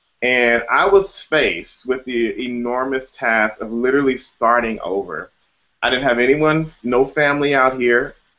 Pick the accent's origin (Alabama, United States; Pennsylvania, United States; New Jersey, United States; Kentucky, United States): Alabama, United States; now in Los Angeles, United States; I'm originally from Alabama. And me and my mother, we moved to Los Angeles in 2008.